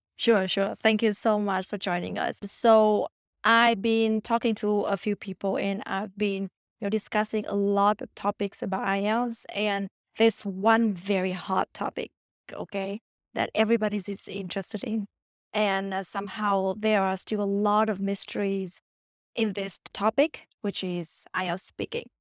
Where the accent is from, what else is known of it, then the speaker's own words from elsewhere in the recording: Vietnam; English is a second language; moved away; I'm from Vietnam